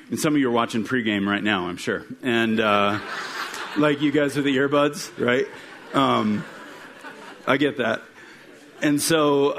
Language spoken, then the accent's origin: English; Midwest, United States; I grew up in the Midwest, and kind of the trend in the town that I was born in is that you grow up and you graduate from either high school or sometime a two-year degree